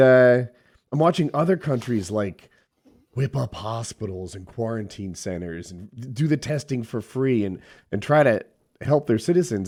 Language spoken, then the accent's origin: English; United States; as an American